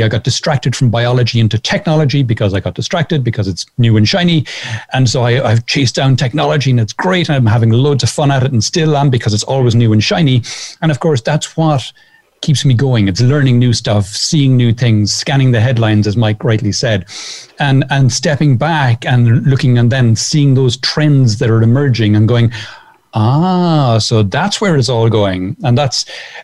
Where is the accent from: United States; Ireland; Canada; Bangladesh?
Ireland; also born or lived in south of Spain; now in Spain; I'm an Irish guy living in the south of Spain